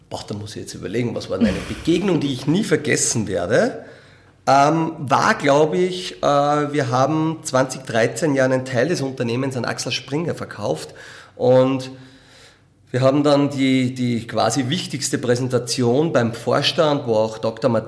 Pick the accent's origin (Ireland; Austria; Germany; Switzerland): Austria; Linz, Upper Austria; Ja, na, das ist äh, Linz natürlich meine Heimatstadt und Sport gehört dazu.